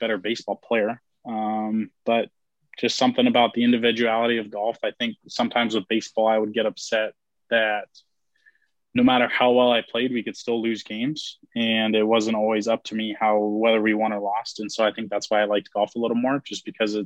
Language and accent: English; Roseville, California, United States; I grew up in a small town outside Sacramento, California called Roseville